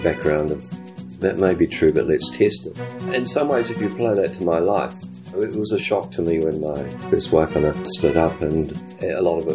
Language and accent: English; Christchurch, Canterbury, New Zealand; moved away as an adult; also born or lived in Canada / United Kingdom; I'm from New Zealand. I was born in Christchurch. I spent the first 24 years of my life there, where I was at school and university